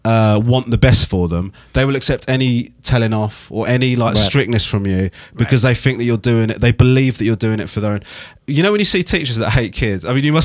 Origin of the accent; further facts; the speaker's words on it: Crawley, South East England, United Kingdom; born there; Yes, I was born in Crawley, actually, which is south of London.